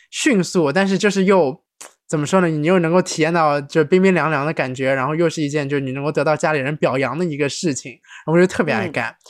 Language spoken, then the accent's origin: Chinese; Shanghai, China; moved away as an adult; 虽然这个土生土长上海人